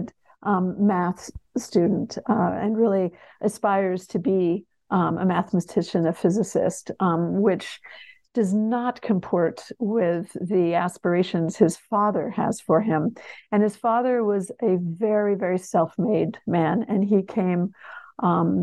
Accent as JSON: {"language": "English", "region": "Connecticut", "country": "United States", "tie": "born or raised there", "also_born_or_lived": "Texas", "said": "I grew up in Connecticut, I grew up in New England"}